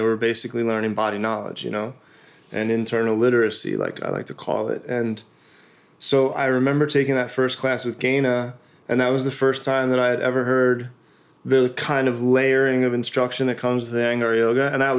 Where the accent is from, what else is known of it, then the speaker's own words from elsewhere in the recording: East Coast, United States; I was from the East Coast. Like, we grew up working, grinding, you know.